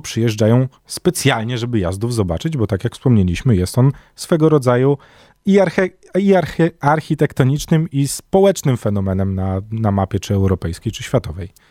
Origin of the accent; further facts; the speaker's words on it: Warsaw, Masovian Voivodeship, Poland; Jest takie miejsce na warszawskiej mapie, które bliskie jest memu sercu z racji tego, że tak na dobrą sprawę obok niego się wychowywałem i mieszkam obok niego całe życie